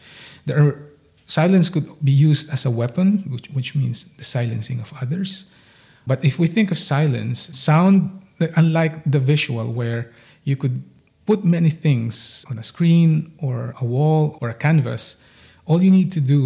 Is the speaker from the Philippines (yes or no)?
yes; Philippines; moved away; growing up in the Philippines